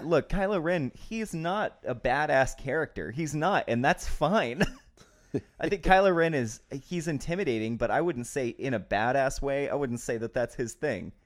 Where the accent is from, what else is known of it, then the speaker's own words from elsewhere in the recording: Albuquerque, New Mexico, United States; I'm from New Mexico